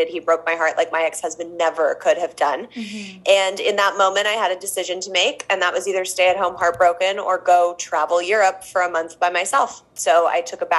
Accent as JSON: {"language": "English", "town": "Los Angeles", "region": "California", "country": "United States", "tie": "born or raised there", "said": "I've grown up, born and raised in Los Angeles"}